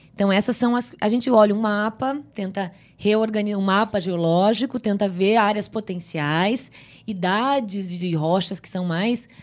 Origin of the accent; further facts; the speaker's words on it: Rio Grande do Sul, Brazil; moved away as an adult; also born or lived in Northeast Brazil; eu nasci num sítio pequeno no Rio Grande do Sul